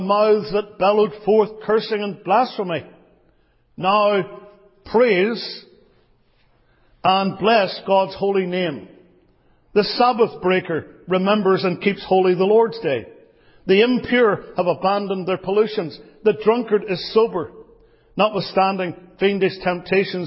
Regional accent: Northern Ireland, United Kingdom; I come from Northern Ireland

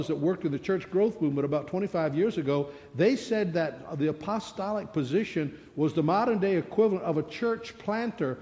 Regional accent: the South, United States; I'm from the South

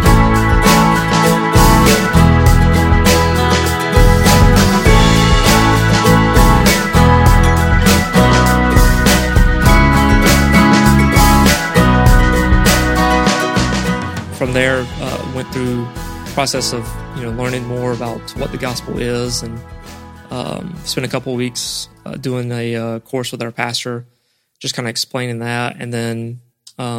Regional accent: Nashville, Georgia, United States; I grew up, outside of Nashville, Georgia, in Berrien County, which is basically in the southern part

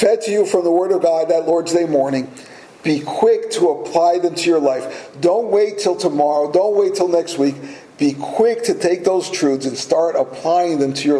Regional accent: United States; we as American Christians

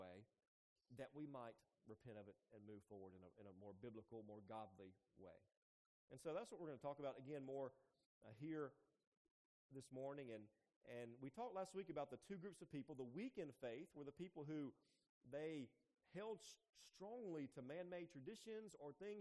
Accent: United States; I grew up in Jones County

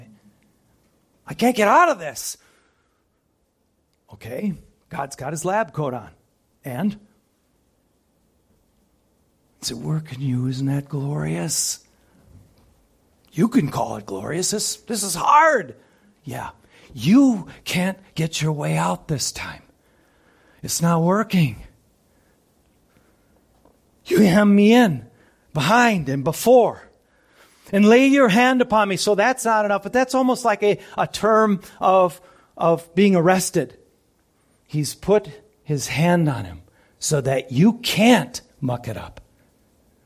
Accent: United States; I'm an American

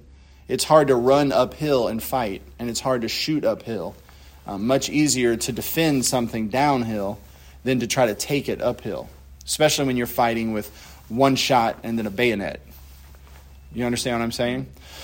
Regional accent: Louisiana, United States; Us folks down here in Louisiana

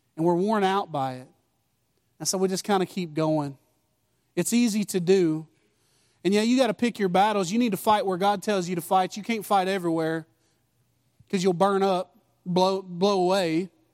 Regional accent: United States; I'm American

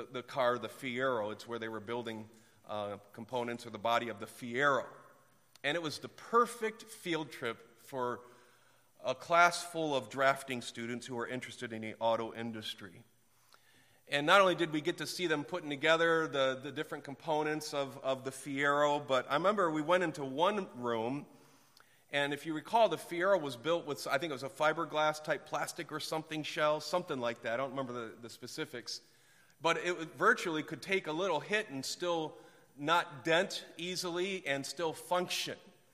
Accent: Detroit, Michigan, United States; also born or lived in Clarkston, Michigan; I was born downtown Detroit at Hutzel Hospital and I grew up in the auto industry

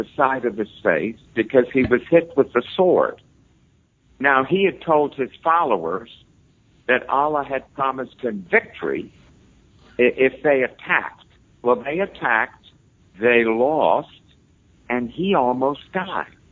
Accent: New York City, New York, United States; I'm from New York City. I grew up with death threats.

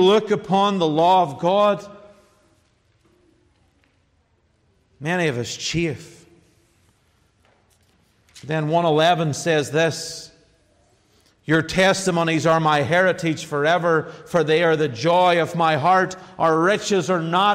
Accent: Ireland; I'm an Irish man

